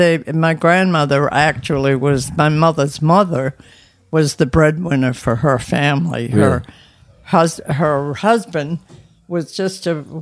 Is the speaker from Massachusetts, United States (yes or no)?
yes; Boston, Massachusetts, United States; I was born in Boston at my grandmother's house.